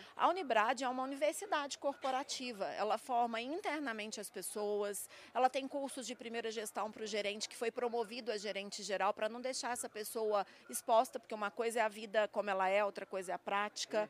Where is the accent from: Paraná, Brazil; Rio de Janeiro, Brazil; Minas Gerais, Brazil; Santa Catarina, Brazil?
Minas Gerais, Brazil; São Gonçalo do Sapucaí; moved away; eu sou mineira do sul de Minas, não é à toa que eu amo o agronegócio. Eu nasci lá em meio ao café